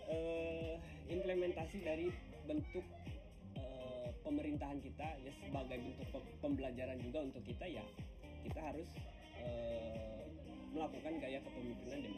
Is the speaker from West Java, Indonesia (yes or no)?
yes; Kuningan, West Java, Indonesia; Asal saya sebenarnya dari Kuningan.